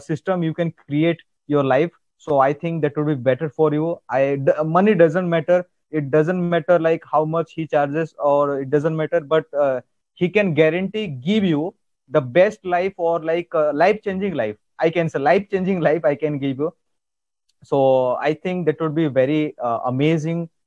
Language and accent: English; India; accent: Indian; English is a second language; I know that my Indian accent is uh, like uh, different from your Canadian accent.